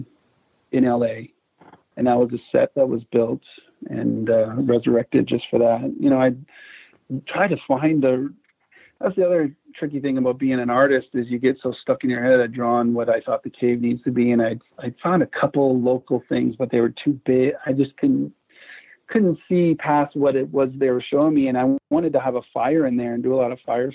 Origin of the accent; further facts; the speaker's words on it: Vancouver, British Columbia, Canada; moved away; I grew up in Vancouver, Canada for a good chunk of my youth